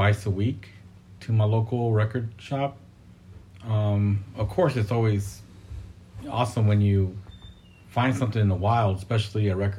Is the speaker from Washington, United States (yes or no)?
no; Fremont, California, United States; I'm born and raised in Fremont in the Bay Area